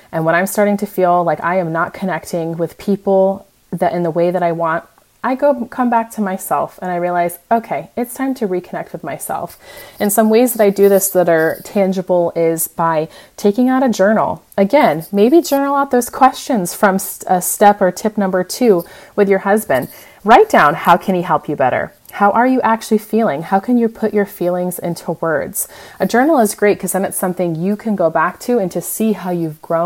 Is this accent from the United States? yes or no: yes; United States; moved away as an adult; now in Europe; as the American